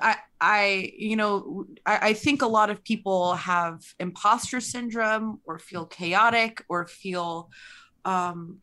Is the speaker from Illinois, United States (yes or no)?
no; New York City, New York, United States; I'm from Brooklyn